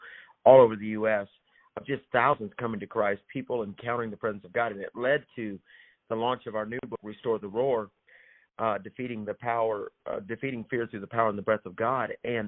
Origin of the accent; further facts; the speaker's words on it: Alabama, United States; And I'm from Georgia's favorite cousin, Alabama.